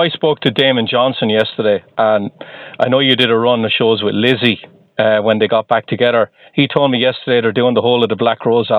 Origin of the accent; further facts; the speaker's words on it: Waterford, Munster, Ireland; I'm from Waterford.